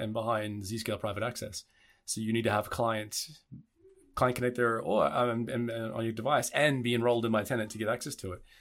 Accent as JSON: {"language": "English", "country": "Australia", "moved": "yes", "lives_now": "Germany", "said": "I'm Australian"}